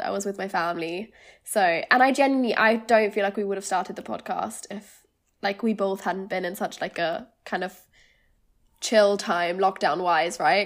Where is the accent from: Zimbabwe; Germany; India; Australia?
Germany; moved away as an adult; also born or lived in Lancaster, United Kingdom; now in London, United Kingdom; I'm originally from Germany. I lived there until I was eighteen